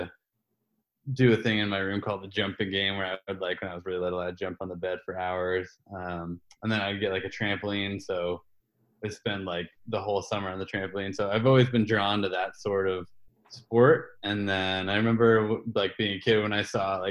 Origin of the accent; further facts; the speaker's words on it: Bethel, Maine, United States; I am originally from Maine, from small town Bethel, Maine, and grew up out skiing with my passion for my whole life